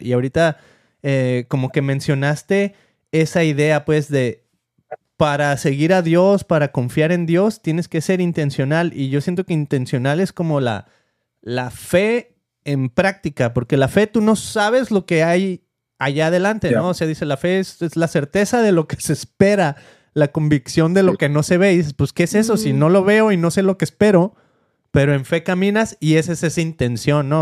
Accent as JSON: {"language": "Spanish", "country": "Mexico", "moved": "as an adult", "lives_now": "United States", "said": "yo siempre me vine desde México"}